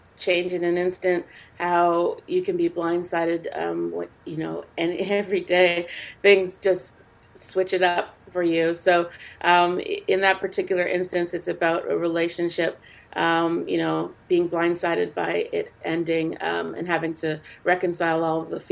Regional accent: Canada; I also am involved in a music festival here in my hometown

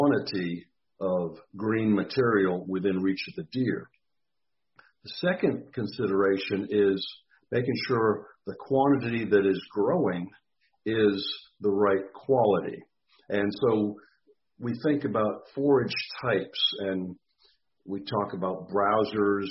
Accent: Massachusetts, United States; moved away as an adult; also born or lived in Texas; now in Mississippi, United States; I grew up in Massachusetts, so I'm kind of a former Yankee, and came to Mississippi for graduate school back a long time ago

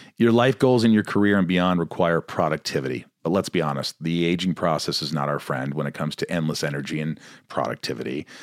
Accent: Indiana, United States; also born or lived in New York; I'm from New York, but I grew up in a small town in Indiana.

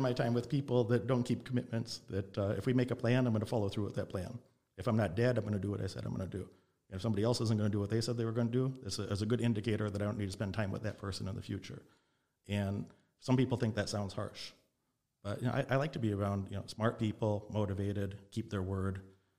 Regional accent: Illinois, United States; also born or lived in Las Vegas, Nevada; I was raised in Illinois, in Nevada, back and forth in Las Vegas and Illinois a lot of my childhood.

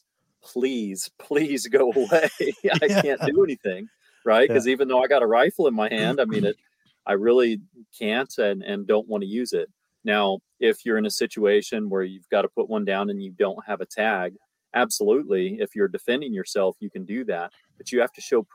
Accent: Colorado, United States; now in Alaska, United States; I was born in Colorado

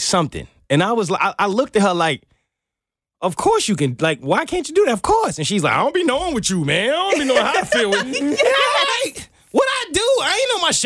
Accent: New York City, New York, United States; moved away; I'm from New York

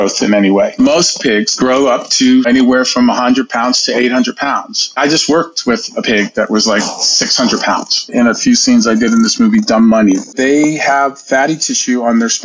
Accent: Hialeah, Florida, United States; also born or lived in New York; I grew up in a small town at the time. It's a big town now, but it was called Hialeah, Florida

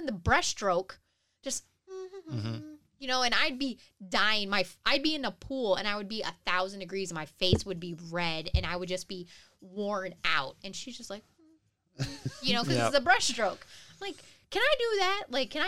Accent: Detroit, Michigan, United States; moved away; I grew up in Detroit

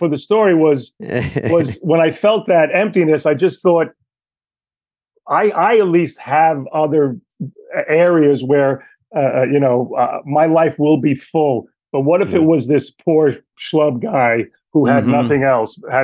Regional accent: New York City, New York, United States; I grew up Italian in Queens

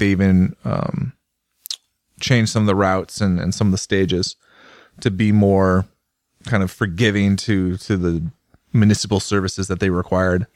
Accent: United States; as an American

